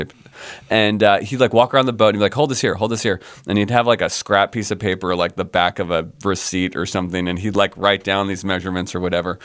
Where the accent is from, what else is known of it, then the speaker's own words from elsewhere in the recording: suburbs of Philadelphia, Pennsylvania, United States; also born or lived in San Diego, California; I grew up on the East Coast. I grew up in the suburbs of Philadelphia